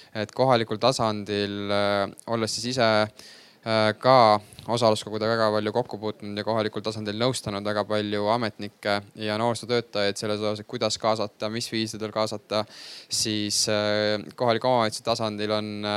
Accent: Haapsalu, Lääne County, Estonia; moved away as an adult; now in Tallinn, Estonia; mina ise näiteks olen pärit äh, Haapsalust

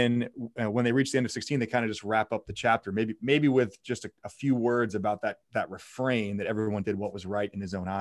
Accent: Northeast, United States; being from the Northeast

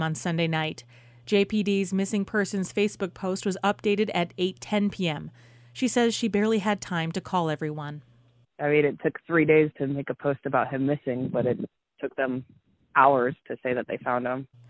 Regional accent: Ketchikan, Alaska, United States; now in Sitka, United States; I'm from Ketchikan originally

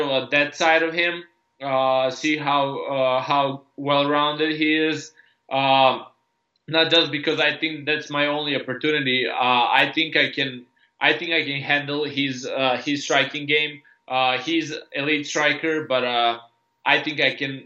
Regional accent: Serbia; I just grew up in Serbia, or I was born and raised in Yugoslavia before the war

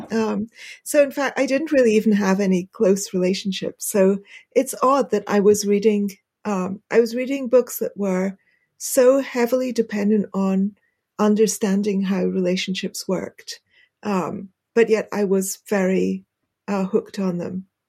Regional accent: United Kingdom; accent: British; my British accent

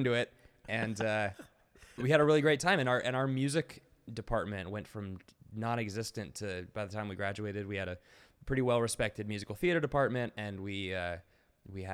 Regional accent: Texas, United States; I was born in Texas

